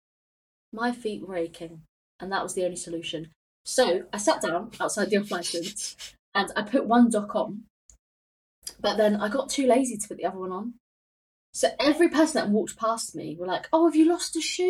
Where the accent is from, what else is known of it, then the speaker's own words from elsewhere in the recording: Gosport, South East England, United Kingdom; also born or lived in Manchester; I'm actually from Gosport, like it's a ferry ride away